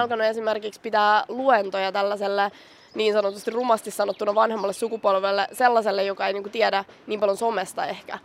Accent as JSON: {"language": "Finnish", "town": "Vantaa", "region": "Uusimaa", "country": "Finland", "said": "mä oon Korsosta"}